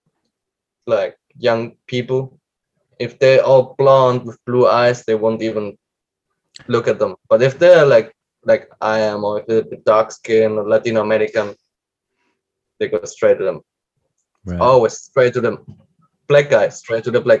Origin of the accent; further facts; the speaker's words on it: Fellbach, Baden-Württemberg, Germany; English is a second language; also born or lived in Argentina; now in Barcelona, Spain; I was lucky to grow up in Germany